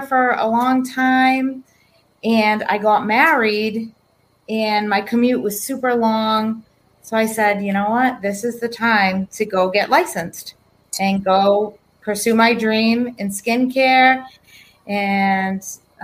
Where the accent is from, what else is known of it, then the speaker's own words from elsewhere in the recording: East Bridgewater, Massachusetts, United States; I grew up in East Bridgewater, Massachusetts.